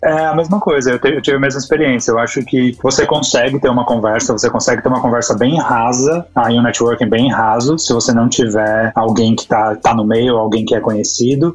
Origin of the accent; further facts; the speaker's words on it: São Paulo, Brazil; moved away as an adult; now in Canada; eu sou de São Paulo